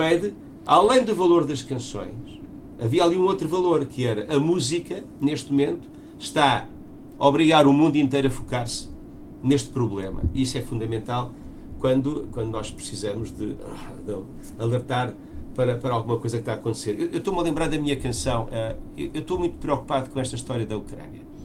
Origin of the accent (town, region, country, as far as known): Portugal